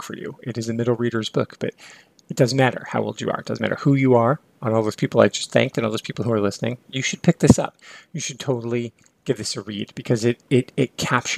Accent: near Lake Michigan, Midwest, United States; I grew up near Lake Michigan

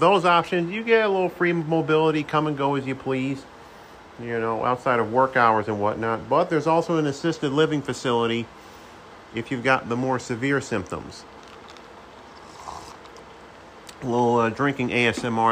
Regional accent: Saratoga Springs, New York, United States; also born or lived in Halfmoon, New York; my hometown of Saratoga Springs

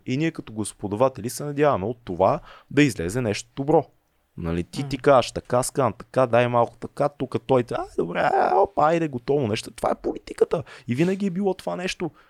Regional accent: Bulgaria; каквито сме повечето българи

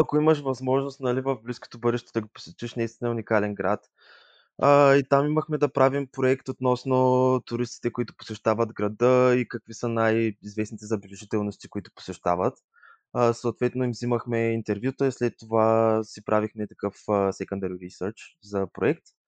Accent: Yambol, Yambol Province, Bulgaria; also born or lived in Leeuwarden, Netherlands; now in Sofia, Bulgaria; Другия месец ще направя 24 от град Ямбол. В момента се намирам в град София

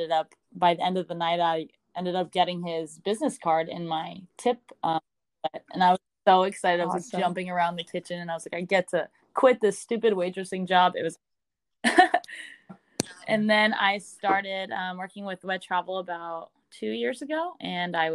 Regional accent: San Francisco Bay Area, California, United States; I'm from the San Francisco Bay Area. I've always been a West Coast girl

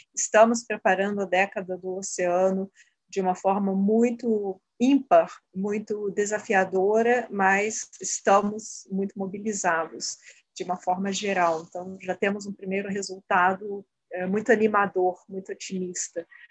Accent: Brazil; como brasileiros e brasileiras

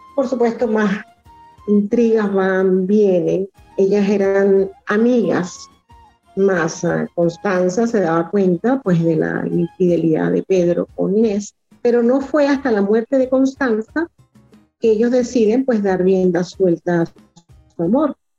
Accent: Los Taques, Falcón, Venezuela; moved away as an adult; also born or lived in Mérida, Venezuela; now in Caracas, Venezuela; soy venezolana, nací en el estado Falcón, en un pueblito que está en la punta del estado que se llama Los Taques

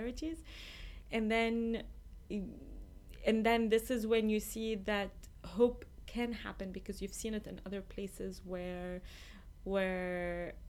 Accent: Lebanon; moved away as an adult; also born or lived in Iraq; now in United States; I was born in Lebanon, and then I spent the first probably 13 years of my life going between Lebanon and Iraq because Iraq was safer.

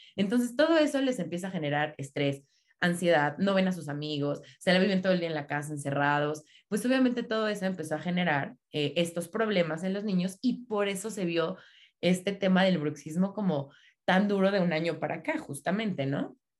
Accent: State of Mexico, Mexico; yo soy aquí del Estado de México

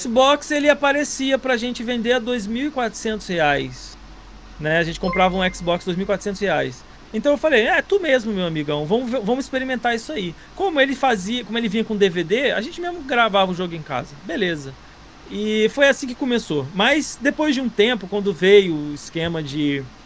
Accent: Nova Iguaçu, Rio de Janeiro, Brazil; eu também sou de, sou de Nova Iguaçu

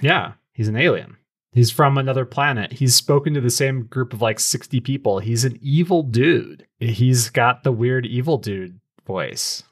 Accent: American Southwest, United States; I'm from the American Southwest

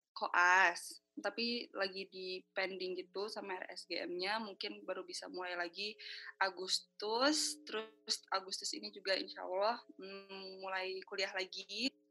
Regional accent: Indonesia; saya orang Indonesia

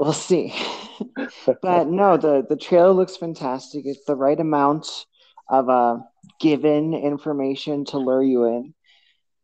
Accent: New York, United States; English is a second language; also born or lived in Portugal; I grew up in Queens, New York, the majority of my childhood.

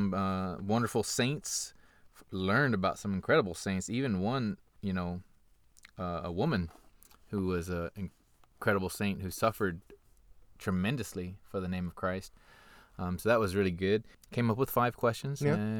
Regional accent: United States; We'll blame it on being American.

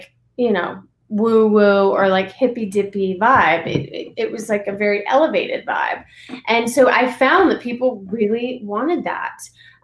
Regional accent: Alabama, United States; moved away as an adult; also born or lived in Los Angeles, United States; now in Ojai, United States; I grew up in Alabama. I went to college in Alabama

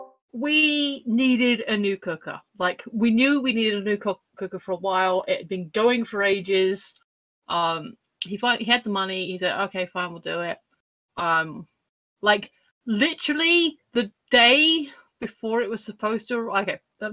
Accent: United Kingdom; I'm British.

